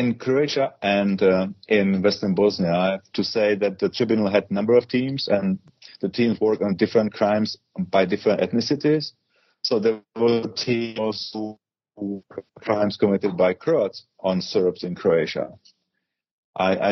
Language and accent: English; Prague, Czechia; moved away as an adult; I'm a Czech by nationality. I was born in Prague and I work for the criminal police and the homicide squad